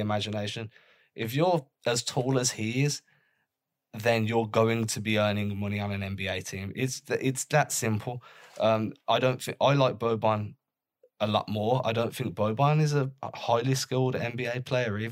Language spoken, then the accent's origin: English; England, United Kingdom; as an English guy